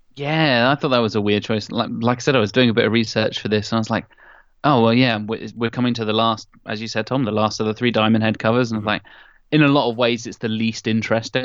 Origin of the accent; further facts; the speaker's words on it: Norwich, East of England, United Kingdom; my hometown of norwich